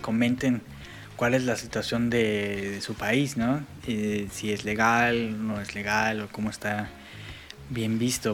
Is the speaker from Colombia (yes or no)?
no; Mexico; moved away as an adult; also born or lived in Europe; hubo para mí un cultural shock cuando me salí de, de México. En México, hasta donde yo tenía, cuando yo estaba ahí